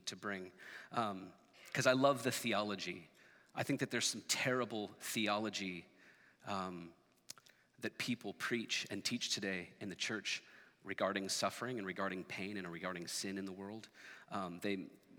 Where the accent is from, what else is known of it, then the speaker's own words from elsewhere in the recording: Portland, Oregon, United States; I grew up here in Portland